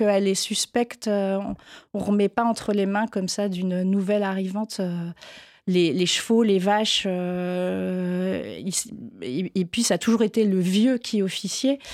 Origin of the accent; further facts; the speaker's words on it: Granville, Normandy, France; now in Paris, France; j'ai grandi à Granville, qui est une petite ville euh, un peu plus au sud